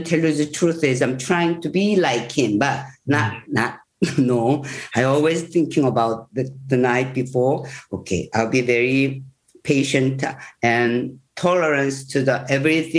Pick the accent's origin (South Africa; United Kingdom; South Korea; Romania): South Korea; English is a second language; I'm pure Korean. I just born and raised in Korea.